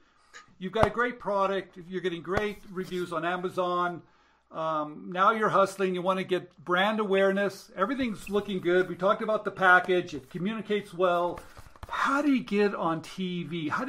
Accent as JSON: {"language": "English", "region": "West Coast", "country": "United States", "said": "I'm a West Coast. I'm a West Coast boy."}